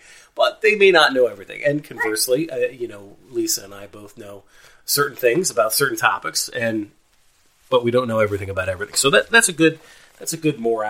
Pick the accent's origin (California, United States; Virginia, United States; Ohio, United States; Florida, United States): Ohio, United States; Northeast; we're from Northeast Ohio